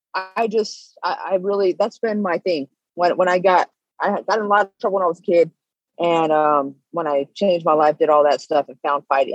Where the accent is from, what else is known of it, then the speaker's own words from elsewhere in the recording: Bay Area, Northern California, United States; moved away as an adult; now in Las Vegas, United States; I'm from Northern California, the Bay Area